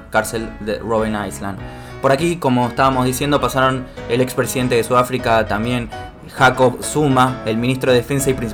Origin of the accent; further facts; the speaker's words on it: Argentina; como argentinos y creo que también como sudamericanos